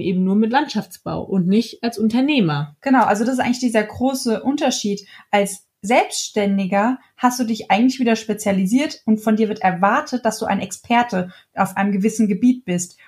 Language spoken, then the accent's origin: German; Hesse, Germany; bei uns in Hessen